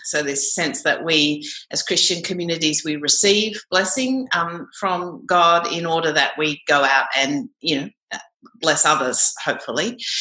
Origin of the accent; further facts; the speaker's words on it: Canberra, Australian Capital Territory, Australia; I grew up in Canberra actually um, and still live here